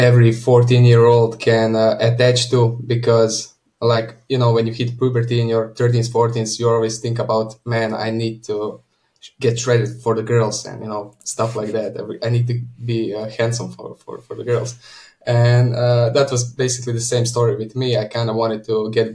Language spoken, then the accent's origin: English; Croatia; I come from Croatia. I live next to the capital city of Zagreb